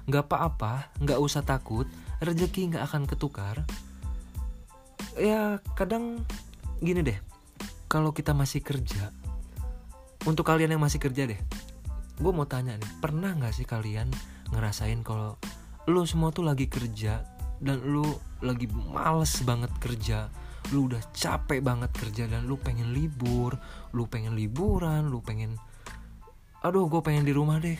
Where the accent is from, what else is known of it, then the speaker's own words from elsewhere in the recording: Bogor, West Java, Indonesia; Gue orang Bogor. Gue lahir di Bogor dan gue tinggal di Bogor.